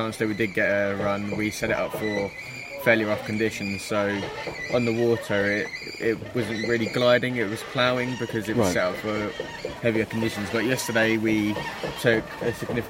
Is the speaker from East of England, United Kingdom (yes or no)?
no; Chatham, South East England, United Kingdom; I'm 17 from Chatham in Kent.